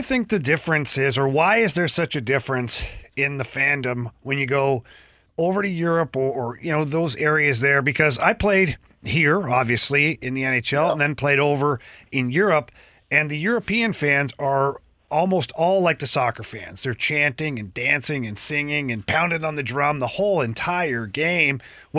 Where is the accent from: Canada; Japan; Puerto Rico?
Canada; now in St. Louis, United States; The house I live in currently has a gas fireplace, and I've always been a wood-burning guy. You know, I'm a guy from Canada.